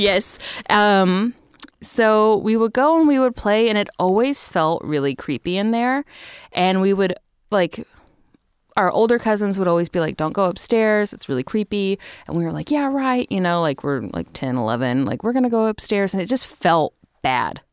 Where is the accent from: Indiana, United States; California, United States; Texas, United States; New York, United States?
Texas, United States; Little River Academy; I grew up in Texas. I grew up in a town called Little River Academy, Texas, for the most part. Um, We moved there when I was thirteen